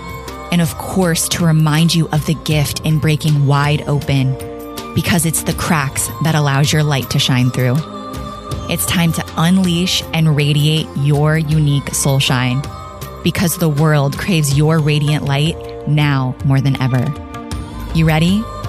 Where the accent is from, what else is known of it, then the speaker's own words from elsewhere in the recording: Florida, United States; they are from my hometown of South Florida on the east coast of Florida.